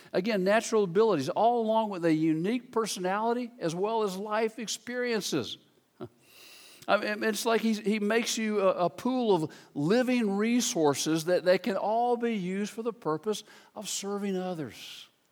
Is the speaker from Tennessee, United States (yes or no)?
yes; Memphis, Tennessee, United States; I grew up in Memphis, Tennessee